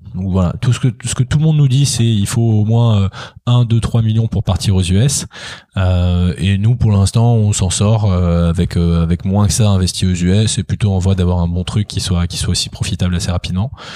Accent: France; en tant que Français

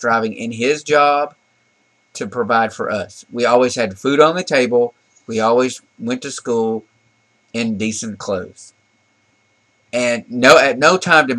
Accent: the South, United States; We grew up in the South

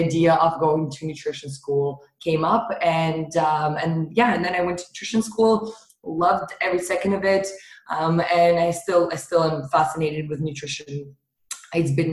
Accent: Russia; moved away; I grew up in Russia.

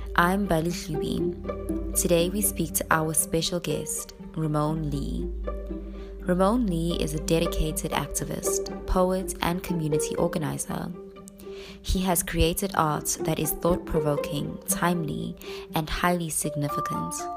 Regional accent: South Africa; I'm I'm coming from South Africa

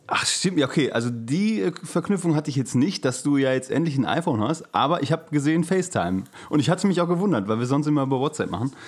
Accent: Gelsenkirchen, North Rhine-Westphalia, Germany; now in Hamburg, Germany; von meiner Geburtsstätte, meiner Heimat Gelsenkirchen

